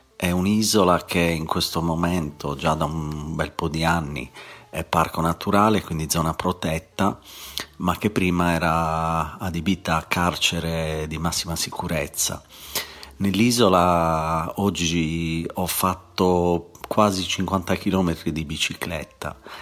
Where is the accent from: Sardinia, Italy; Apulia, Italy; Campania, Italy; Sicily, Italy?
Sardinia, Italy; moved away as an adult; now in England, United Kingdom; io come sardo adoro la mia terra, ma vivo in Inghilterra da 11 anni